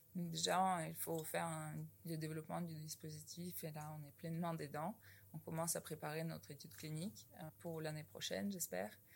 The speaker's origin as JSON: {"language": "French", "town": "Novosibirsk", "region": "Novosibirsk Oblast", "country": "Russia", "moved": "as an adult", "lives_now": "France", "said": "Je suis venue de Novosibirsk en Russie, puis j'ai intégré l'école polytechnique en 2009"}